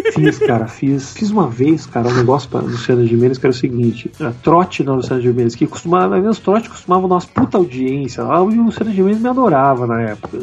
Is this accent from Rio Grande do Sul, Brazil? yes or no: yes; Porto Alegre, Rio Grande do Sul, Brazil; moved away as an adult; eu saí de Porto Alegre por causa da internet. Eu lá produzia, fazia as coisas com o Maurício, com os meus amigos e tudo mais